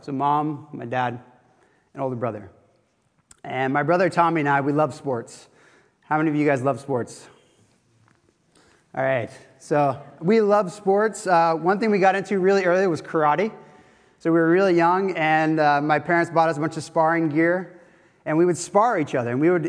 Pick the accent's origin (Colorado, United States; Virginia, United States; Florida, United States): Florida, United States; now in Oxford, United Kingdom; I come from a different background. Obviously, I grew up in Florida, but I was a professional surfer at first